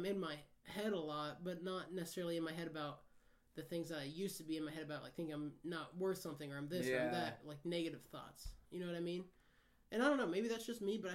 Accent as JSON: {"language": "English", "region": "Midwest", "country": "United States", "said": "I'm from the Midwest"}